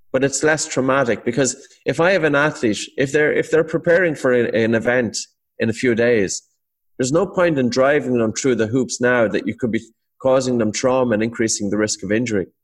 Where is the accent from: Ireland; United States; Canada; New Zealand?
Ireland; Irish Irish people